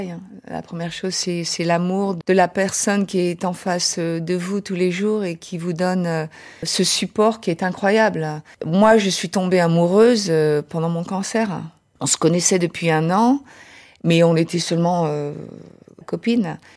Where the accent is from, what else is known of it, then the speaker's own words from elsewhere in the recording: United States; accent: American; French is a second language; now in Paris, France; euh j'ai un petit accent américain.